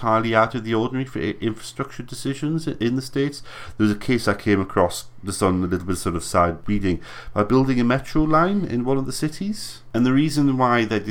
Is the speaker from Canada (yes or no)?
no; United Kingdom